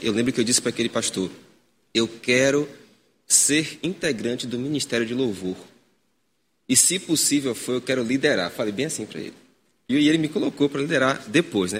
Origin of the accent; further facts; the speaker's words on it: Vera Cruz, Bahia, Brazil; moved away; não sou natural daqui, sou natural de Vera Cruz, né? sou dele de Itaparica, tá sou nativo, nativo.